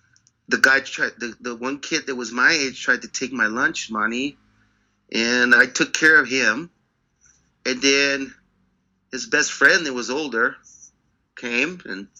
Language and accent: English; Pacoima, California, United States; moved away as an adult; also born or lived in London; I grew up just outside of Los Angeles, in Los Angeles County, a town called Pacoima. And Pacoima is it's very at the time, you know, it was very it was a hard place to grow up.